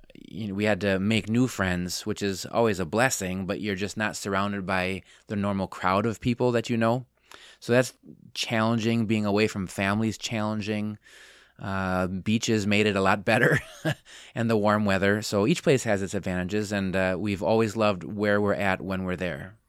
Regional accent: Wisconsin, United States; moved away as an adult; also born or lived in Palm Coast, Florida; grew up here.

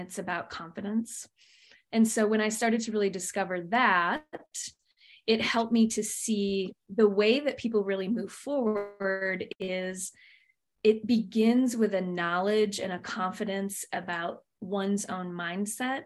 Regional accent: Michigan, United States; moved away; also born or lived in Phoenix, Arizona; I was born and raised in Michigan, so Midwestern girl at heart, and then moved out to the western desert of Phoenix for the second quarter of my life

